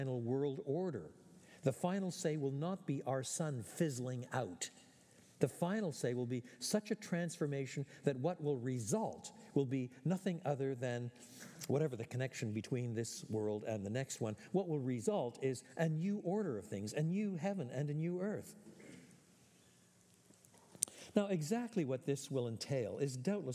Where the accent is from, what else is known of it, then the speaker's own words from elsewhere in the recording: Quebec, Canada; Although I was born in French Canada, my parents were both born in the British Isles